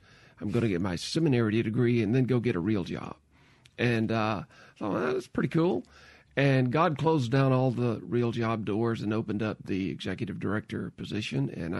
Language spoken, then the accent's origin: English; Mississippi, United States; well, I'm from Mississippi. I really don't want to leave.